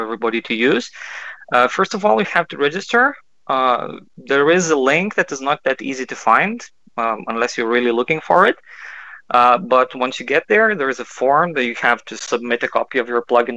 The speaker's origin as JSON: {"language": "English", "town": "Kaunas", "region": "Kaunas County", "country": "Lithuania", "said": "I'm from Kaunas. That's the second biggest city"}